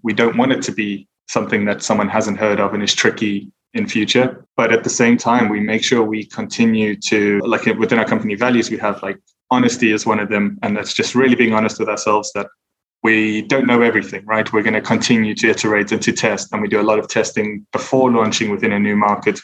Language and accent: English; South Africa; now in United Kingdom; I'm originally from South Africa, but I'm based in the UK